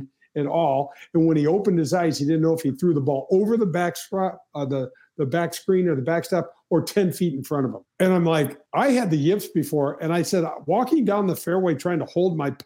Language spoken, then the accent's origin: English; St. Louis, Missouri, United States; I grew up in North County.